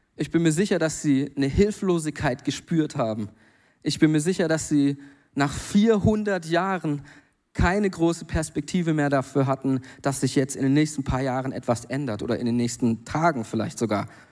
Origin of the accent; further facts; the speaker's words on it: Germany; now in Mainz, Germany; da, wo ich herkomme, am Bodensee